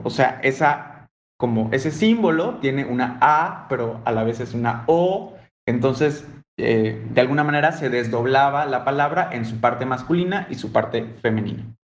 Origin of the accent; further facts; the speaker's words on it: Mérida, Yucatán, Mexico; Si mi acento no lo delata, pues lo digo yo, así como Ale, soy de la blanca, no tan blanca, a veces blanca